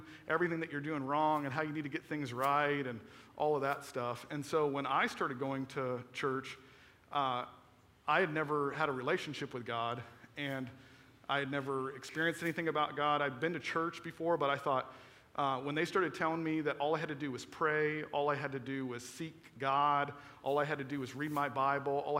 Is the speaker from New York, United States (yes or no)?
no; Florida, United States; moved away; I was from Florida